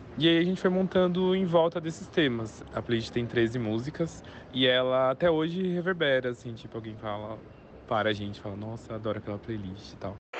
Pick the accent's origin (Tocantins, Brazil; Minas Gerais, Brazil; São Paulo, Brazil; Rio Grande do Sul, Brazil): São Paulo, Brazil; eu sou daqui de São Paulo